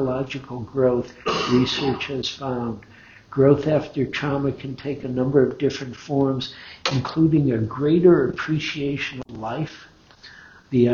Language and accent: English; Detroit, Michigan, United States; I grew up in Detroit, that's where Henry Ford Hospital is